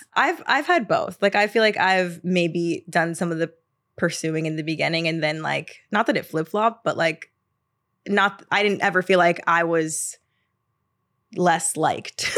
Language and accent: English; the South, United States; now in New York, United States; growing up in the South